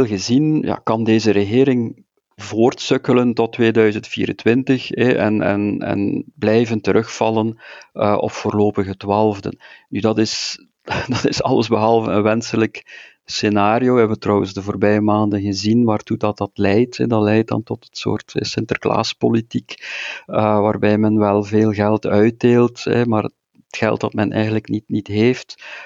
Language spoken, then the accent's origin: Dutch; Flanders, Belgium; als Vlaming